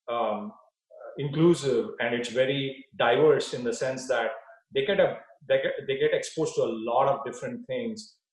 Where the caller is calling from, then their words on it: Palo Alto, California, United States; I am uh, at home in Palo Alto, California.